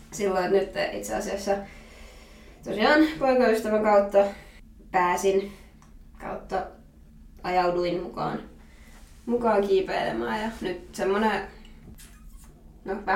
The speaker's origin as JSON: {"language": "Finnish", "town": "Miehikkälä", "region": "Kymenlaakso", "country": "Finland", "tie": "born or raised there", "moved": "as an adult", "lives_now": "Raisio, Finland", "said": "mä tuun miehikkelästä."}